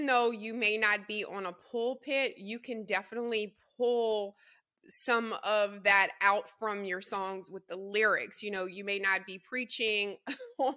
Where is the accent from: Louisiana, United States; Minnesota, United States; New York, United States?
Louisiana, United States; I'm a Southerner, also Louisiana girl